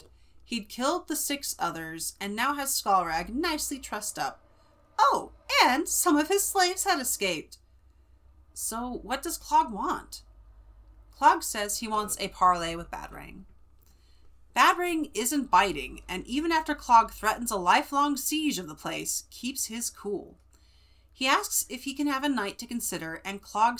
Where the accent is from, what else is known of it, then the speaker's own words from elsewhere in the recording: Central California, United States; accent: Central California; the Central California accent, water instead of water, it's water, you know, because we don't say our T's